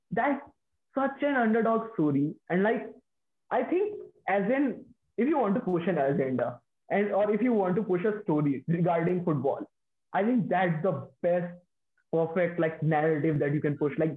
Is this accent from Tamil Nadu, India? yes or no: no; Delhi, India; a college team that is 20 minutes from my hometown mm. near Delhi